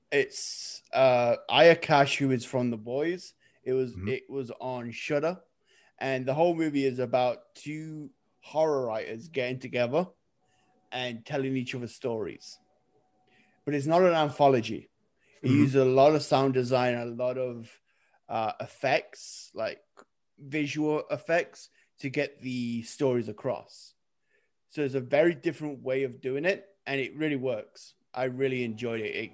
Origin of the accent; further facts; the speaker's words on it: England, United Kingdom; I'm English.